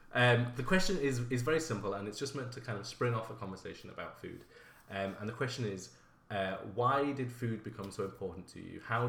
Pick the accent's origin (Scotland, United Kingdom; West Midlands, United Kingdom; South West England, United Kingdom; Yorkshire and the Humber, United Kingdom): Yorkshire and the Humber, United Kingdom; Bradford; Whenever I tell someone in London I'm from Bradford, they say, "Oh, you mean Bradford?"